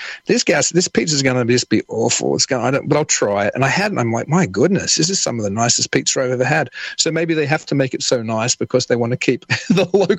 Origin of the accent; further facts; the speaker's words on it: Sydney, New South Wales, Australia; moved away as an adult; now in Amherst, United States; I'm from Sydney, Australia